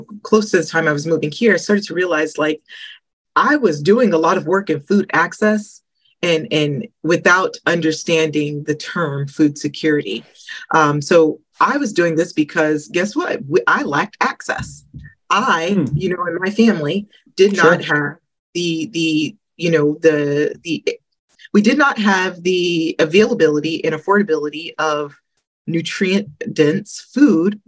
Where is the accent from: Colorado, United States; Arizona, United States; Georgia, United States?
Georgia, United States; moved away as an adult; also born or lived in Detroit, Michigan / South Carolina; I was born in Michigan, Detroit, Michigan. And then my family moved when I was fairly young to Georgia. So I spent, you know, some of my life in Georgia